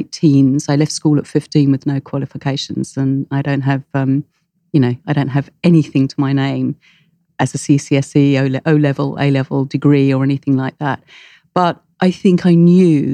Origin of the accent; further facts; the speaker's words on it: United Kingdom; I'm British.